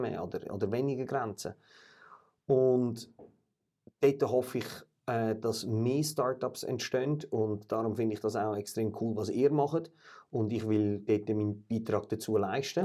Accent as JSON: {"language": "German", "country": "Switzerland", "said": "wir als Schweizer"}